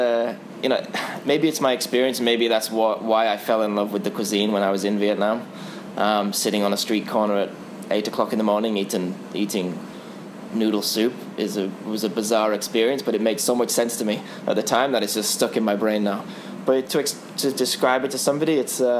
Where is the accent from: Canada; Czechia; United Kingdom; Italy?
United Kingdom; England; as an English person